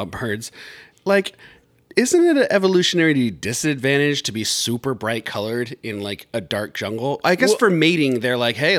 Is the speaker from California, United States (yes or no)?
yes; Riverside, California, United States; I'm from Riverside, California